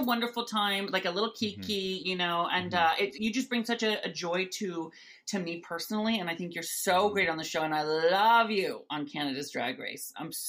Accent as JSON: {"language": "English", "region": "Washington", "country": "United States", "tie": "born or raised there", "moved": "yes", "said": "I'm sort of an honorary Canadian because I grew up in Washington State, about 45 minutes under Vancouver in a little farm town. So I would always get Canadian TV."}